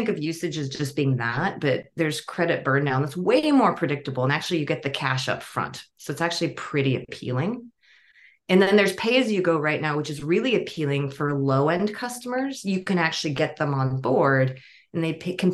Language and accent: English; Bay Area, California, United States; I grew up in the Bay Area. I was actually on the same exit as the Google headquarters